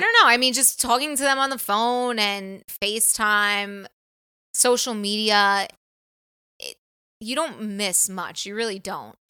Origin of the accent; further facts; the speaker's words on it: New York, United States; moved away as an adult; now in California, United States; we're from probably the East Coast